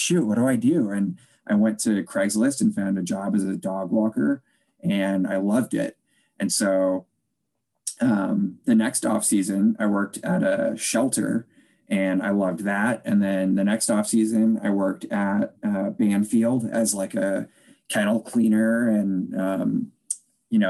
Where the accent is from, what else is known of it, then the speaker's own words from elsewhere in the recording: Chicago, Illinois, United States; also born or lived in Des Moines, Iowa; I grew up just outside Chicago, Illinois